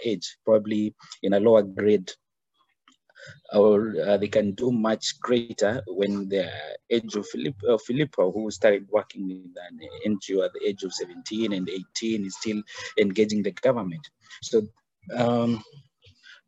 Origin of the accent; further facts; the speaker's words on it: Kenya; I'm originally Kenyan. I born here, bred here, and studied here